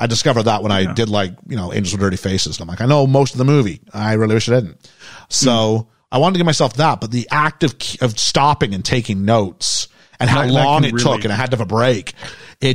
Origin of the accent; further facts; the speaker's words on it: Canada; accent: Canadian; moved away; also born or lived in England; as a Canadian